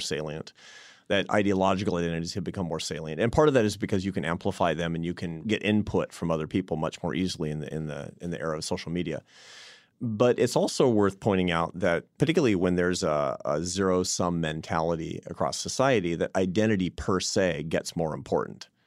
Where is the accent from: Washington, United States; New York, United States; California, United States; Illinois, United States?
Washington, United States; Seattle; moved away; I was in Seattle, my hometown